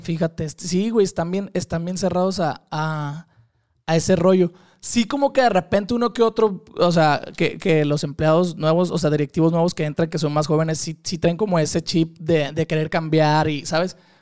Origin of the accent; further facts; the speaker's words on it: Culiacán, Sinaloa, Mexico; soy de Culiacán, Sinaloa